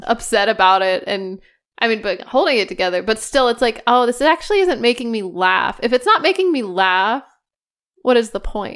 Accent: United States; I'm an American

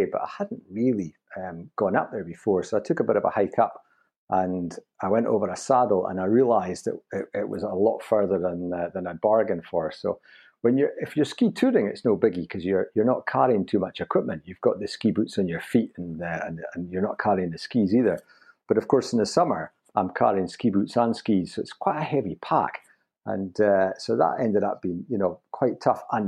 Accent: Newtonmore, Scotland, United Kingdom; I was brought up in Newtonmore near Aviemore, so Scottish skiing was a thing for me as a kid.

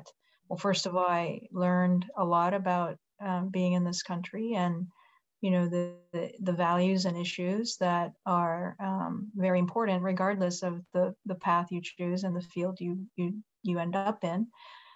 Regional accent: Japan; moved away as an adult; now in United States; I grew up in Japan. I was born and raised there, and I came here

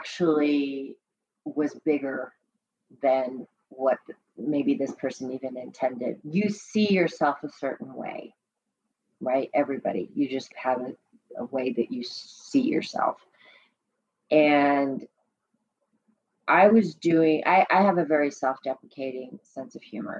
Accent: New York, United States; moved away; I was back in my hometown.

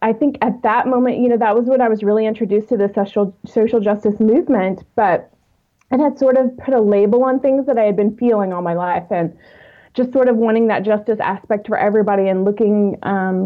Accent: Texas, United States; now in Atlanta, United States; I am originally from Texas, but I've lived in the Atlanta area since 2001 and still call it home

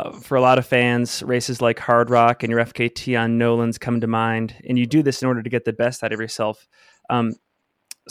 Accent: Salt Lake City, Utah, United States; my hometown of Salt Lake City, Utah

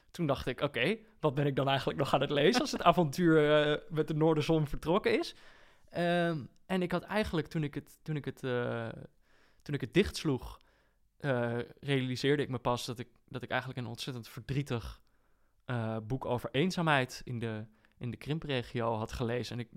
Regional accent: Borne, Overijssel, Netherlands; ik kom uit Borne

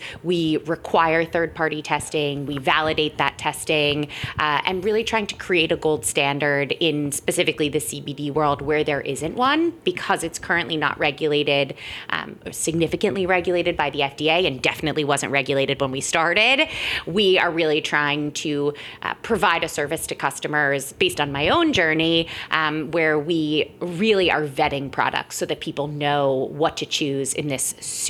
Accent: Tampa, Florida, United States; now in New York, United States; I grew up in Tampa, Florida.

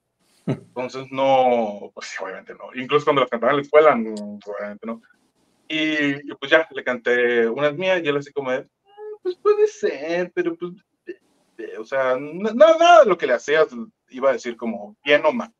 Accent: Sonora, Mexico; moved away as an adult; also born or lived in Mexico City; pues yo soy del estado de Sonora, vivo en un pueblito muy chiquito.

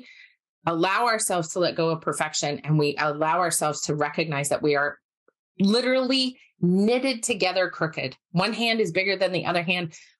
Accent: Park City, Utah, United States; moved away; also born or lived in Salt Lake City, Utah; I was born and raised in Utah. I grew up in Park City, mostly in Park City, but some in Salt Lake until I was about 11

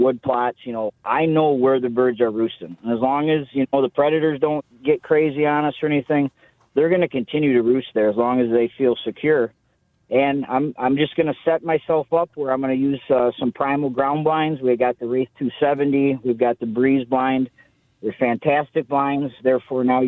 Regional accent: Sebring, Michigan on the Saginaw Bay, United States; I grew up in Sebring, Michigan on the Saginaw Bay

